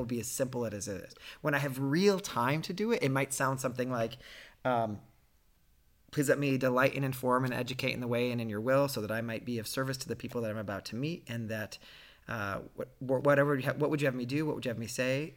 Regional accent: Ohio, United States; a guy growing up in Ohio who was gay

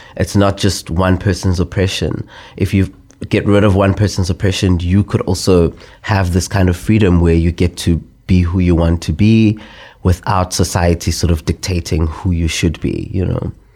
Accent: South Africa; as a South African

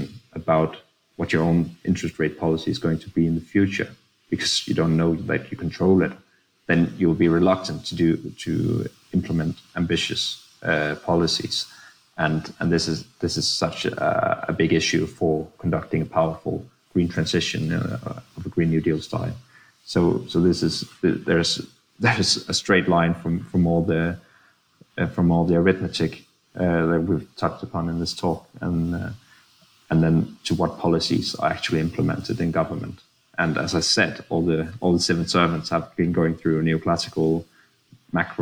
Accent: Denmark; we're so used to the orthodox way of thinking about public finance in Denmark

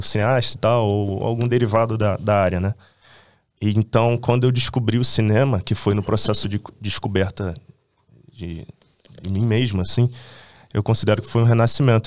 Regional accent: Rio de Janeiro, Brazil; eu sou um cara de, do subúrbio do Rio. Eu nasci em Bangu e cresci em Realengo Bangu

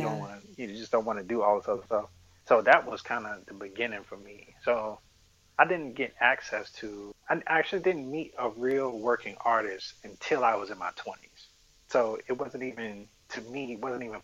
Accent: Littleton, North Carolina, United States; I grew up in Littleton, North Carolina.

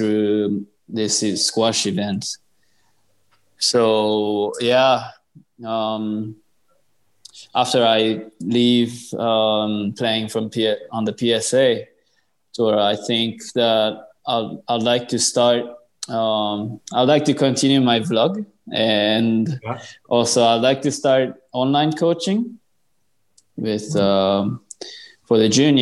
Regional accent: Japan; grow squash in Japan, my home country

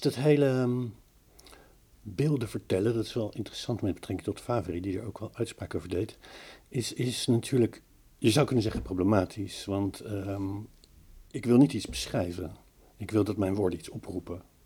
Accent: The Hague, South Holland, Netherlands; moved away; ik, kom van de zee, ik kom van Den Haag, ik woon nu niet aan zee

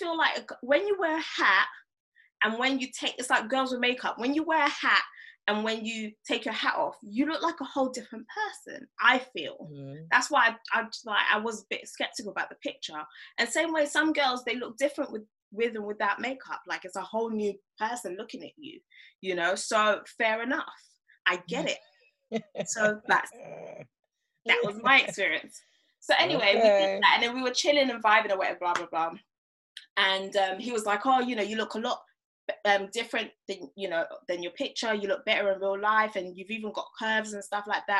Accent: Nigeria; I'm African, like I'm Nigerian.

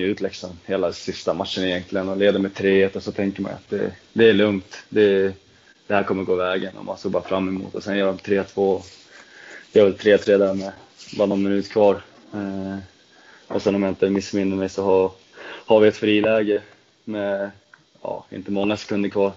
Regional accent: Trosa, Södermanland, Sweden; moved away; also born or lived in Nyköping; jag kommer från eh, Trosa från första början

